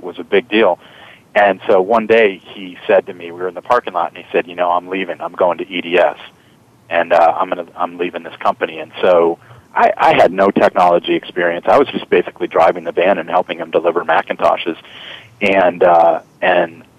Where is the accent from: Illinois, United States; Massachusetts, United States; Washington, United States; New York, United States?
Massachusetts, United States; moved away; also born or lived in Houston, Texas; I'm a Yankee. I'm from Massachusetts.